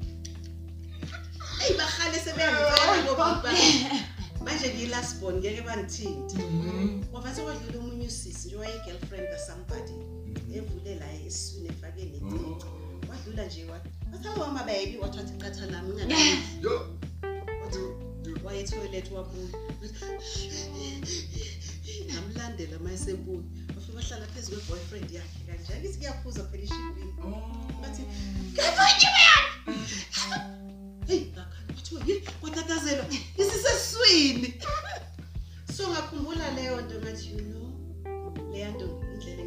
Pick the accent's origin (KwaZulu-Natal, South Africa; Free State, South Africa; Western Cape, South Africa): KwaZulu-Natal, South Africa; Durban; my parents' house, that where I was born, Kwa Mashu